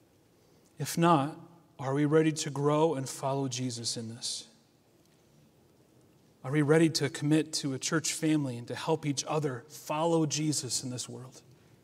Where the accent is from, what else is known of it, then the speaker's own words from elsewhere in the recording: United States; Us as American Christians have our faith plastered all over our clothes, our cars, our homes.